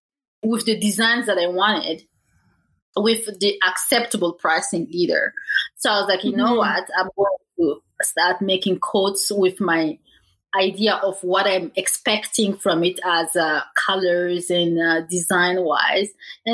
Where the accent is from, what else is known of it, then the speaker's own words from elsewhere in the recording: Canada; also born or lived in Africa; my Canadian background, because at this point, truth is, like, I'm starting to feel as African as I'm feeling Canadian.